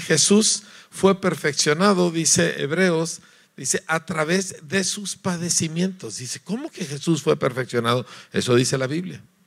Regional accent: Mexico; Yo soy mexicano

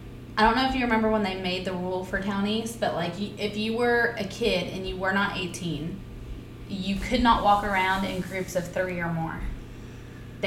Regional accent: Seagoville, Texas, United States; born or raised there; also born or lived in Kilgore

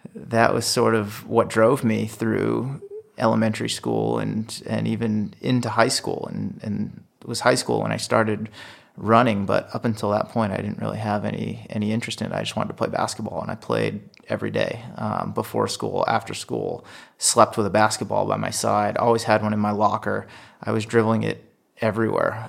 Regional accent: Worcester, Massachusetts, United States; growing up in New England

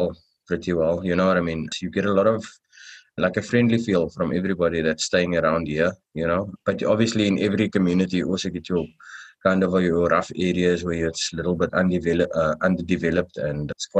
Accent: Cape Town, Western Cape, South Africa; born and bred in Cape Town

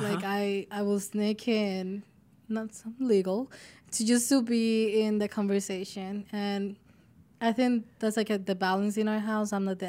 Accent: Dominican Republic; So we come from the Dominican Republic.

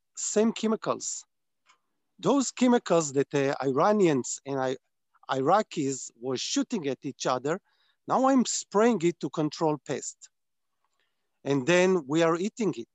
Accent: Israel; I was born on a kibbutz, which is a community that is based on farming. Less today, more when I was born and when I was raised.

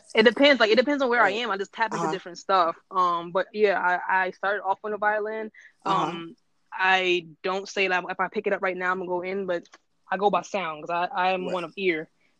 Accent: New York City, New York, United States; because I'm a New Yorker and I grew up in the village

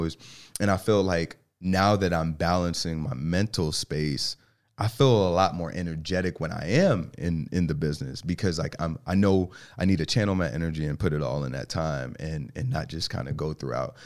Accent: New York City, New York, United States; now in Charlotte, United States; I grew up in New York, um, so the Bronx

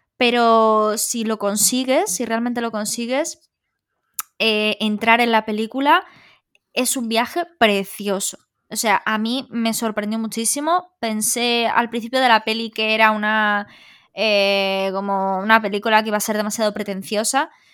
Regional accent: Galicia, Spain; somos gallegos

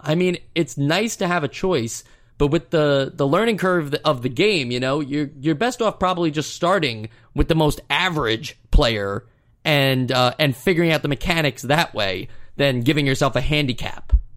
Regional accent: United States; being an American.

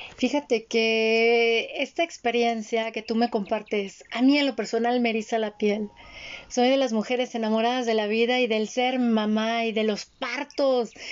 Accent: Mexico; Yo nací en el Instituto Mexicano del Seguro Social, fui IMSS

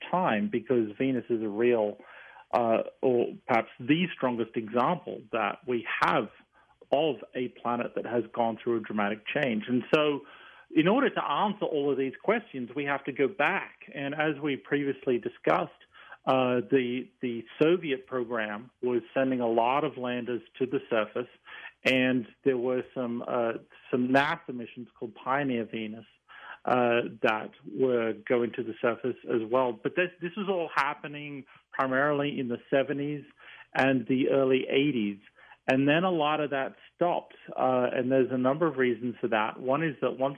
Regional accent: Tamworth, New South Wales, Australia; moved away as an adult; now in United States; I grew up in the small town of Tamworth, which is the country music capital of Australia

